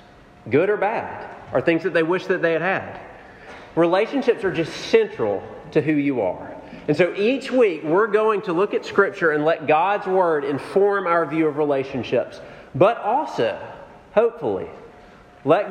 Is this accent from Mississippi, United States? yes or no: yes; Jackson, Mississippi, United States; moved away; I grew up in Jackson, Mississippi